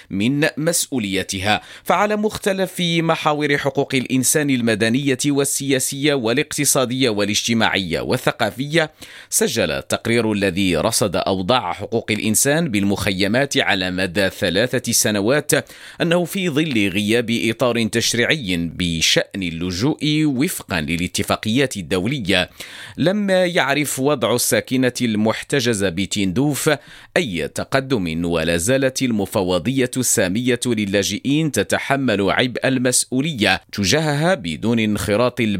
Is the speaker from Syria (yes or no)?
no; Morocco; استعداد ولابد احنا مغاربه مأصلين مغاربه دائما كنوجدوا لشهر رمضان المبارك